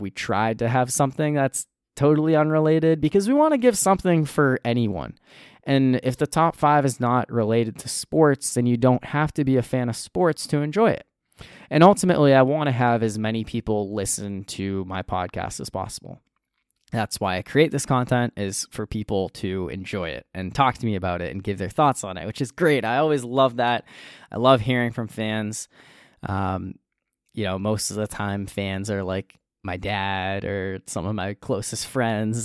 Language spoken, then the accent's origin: English; New Hampshire, United States; now in North Carolina, United States; I currently live in North Carolina, but I grew up in New Hampshire